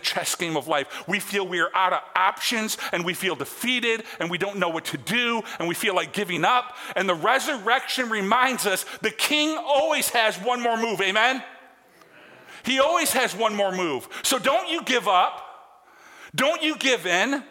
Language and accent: English; Lansing, Michigan, United States; I grew up in Lansing, right down the road from the university, about 50 miles from the university.